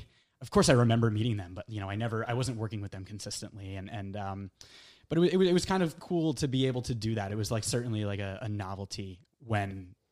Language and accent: English; Connecticut, United States; We found a studio in Connecticut, in my hometown.